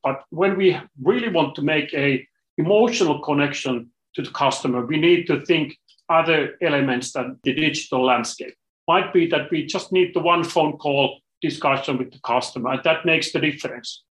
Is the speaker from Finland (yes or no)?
yes; Finland; I'm coming from Finland, small country in the corner of Europe